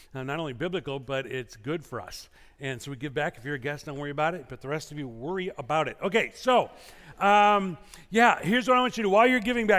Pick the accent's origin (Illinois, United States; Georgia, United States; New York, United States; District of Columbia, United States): Illinois, United States; now in California, United States; Growing up in Illinois